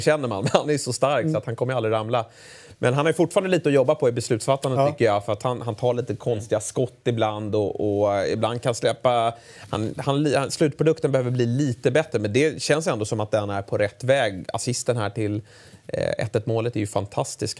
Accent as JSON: {"language": "Swedish", "country": "Sweden"}